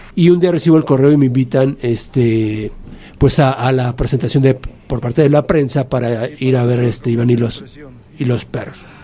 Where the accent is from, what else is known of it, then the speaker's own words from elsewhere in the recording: Mexico; siendo mexicano